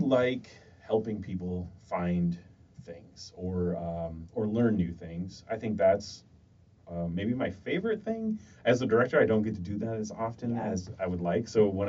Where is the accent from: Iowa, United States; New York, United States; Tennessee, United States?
Iowa, United States; Dubuque; moved away as an adult; also born or lived in Cedar Falls, Iowa / Des Moines, Iowa; I am originally from Dubuque. I think I was born at Mercy Hospital.